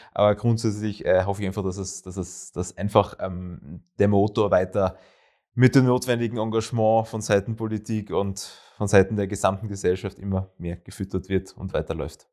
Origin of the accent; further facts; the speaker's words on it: Graz, Styria, Austria; also born or lived in Vienna; Heimat. Ähm, ich bin zwar sogar in Wien geboren, aber sehr rasch nach Graz übersiedelt, sehr, sehr rasch